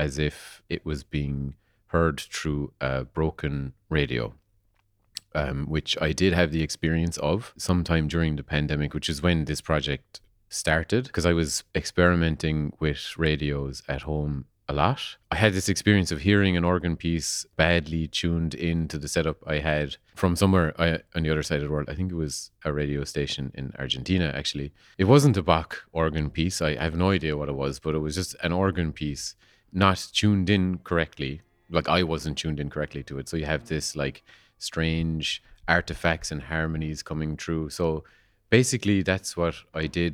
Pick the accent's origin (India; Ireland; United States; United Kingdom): Ireland; Kerry, Munster; I'm a composer from Kerry